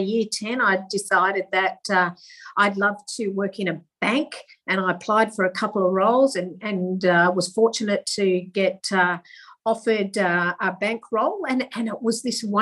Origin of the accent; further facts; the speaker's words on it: Manjimup, Western Australia, Australia; also born or lived in Busselton, Western Australia; I was born in Busselton, which is country WA, and I went to school in Manjimup, which is also country WA.